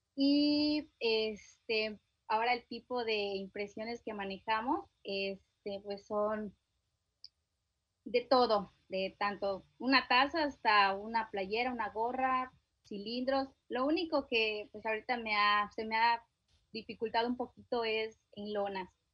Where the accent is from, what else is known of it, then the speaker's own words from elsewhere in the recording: Chiapas, Mexico; yo soy del estado de Chiapas, mi esposo del estado de Yucatán